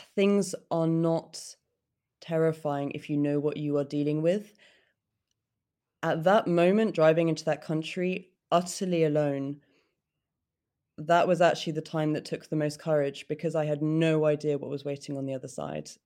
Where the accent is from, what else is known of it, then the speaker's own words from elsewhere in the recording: United Kingdom; for me to get through as a British woman